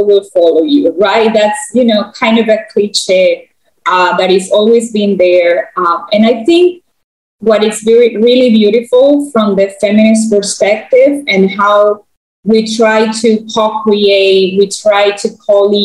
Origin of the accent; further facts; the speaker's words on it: central provinces of Panama, Panama; English is a second language; I grew up in a city that is right in one of the center provinces of Panama. So I didn't grow up in the capital city.